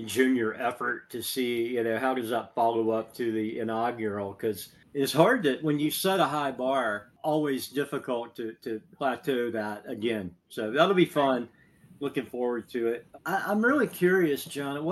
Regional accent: Southeast, United States; I grew up in the Southeast

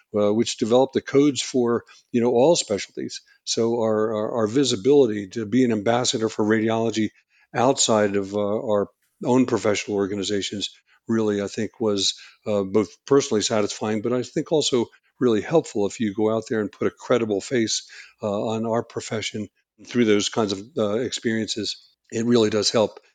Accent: outside of Philadelphia, Pennsylvania, United States; moved away as an adult; also born or lived in New Hampshire; I grew up outside of Philadelphia

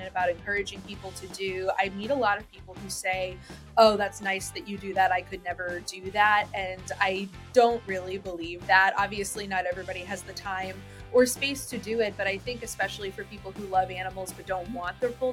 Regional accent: Massachusetts, United States; when I was growing up in Massachusetts, my neighborhood was very cat-centric

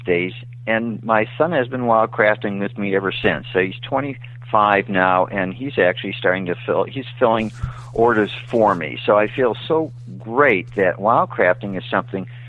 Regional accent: Michigan, United States; I grew up in Michigan

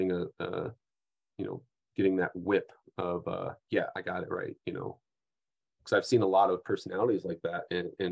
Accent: Midwest, United States; I'm a Midwesterner

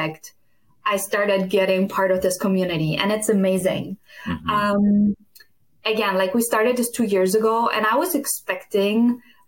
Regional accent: Styria, Austria; moved away as an adult; now in Wisconsin, United States; originally I'm from Austria. I grew up just 20 minutes apart where Arnold Schwarzenegger grew up

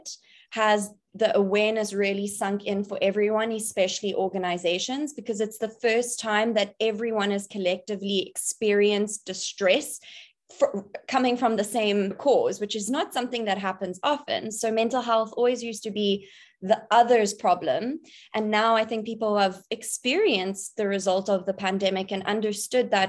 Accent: Cape Town, Western Cape, South Africa; I'm born and bred in Cape Town, South Africa. That's where I'm currently situated.

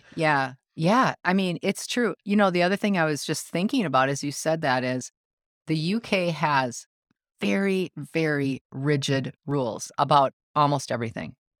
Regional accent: United States; I'm the American

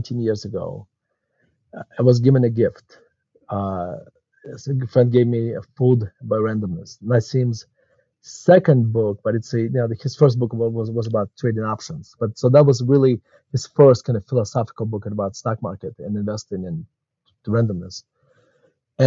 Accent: Murmansk, Murmansk Oblast, Russia; English is a second language; moved away as an adult; now in Denver, United States; as you can tell from my accent, I was not born in the United States. I was born actually in Murmansk, Russia. And my family immigrated to the United States in 1991

